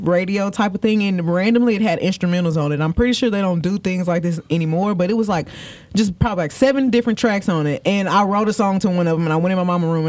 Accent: Houston, Texas, United States; I'm from Houston, Texas. I'm from the South Side. I went to private school at first at Candy Stripe

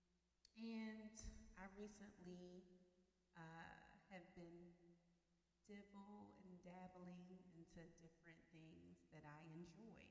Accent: Baltimore, Maryland, United States; moved away as an adult; now in Miami, United States; I am from Baltimore, Maryland. I have recently moved to Miami, Florida

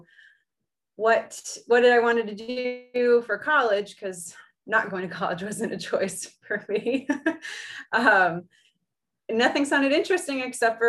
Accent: East Coast of Florida, United States; I grew up on the East Coast of Florida.

